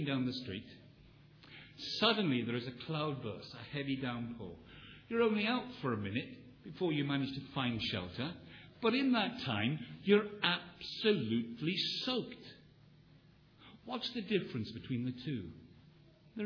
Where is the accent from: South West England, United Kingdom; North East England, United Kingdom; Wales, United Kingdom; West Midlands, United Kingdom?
Wales, United Kingdom; I come from Wales, which is still called the land of revivals